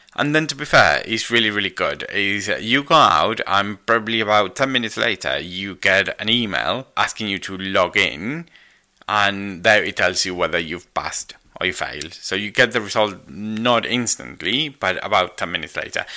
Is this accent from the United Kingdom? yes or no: no; Argentina; moved away; I'm Argentinian